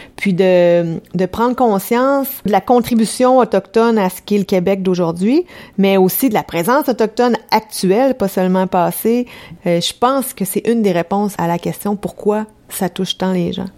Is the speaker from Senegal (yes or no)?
no; France; moved away; moi je suis française